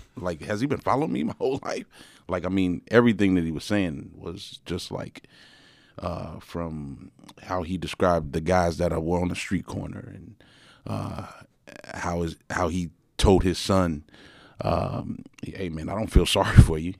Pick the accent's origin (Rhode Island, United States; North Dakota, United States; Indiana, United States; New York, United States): Indiana, United States; Gary; I grew up in Gary, Indiana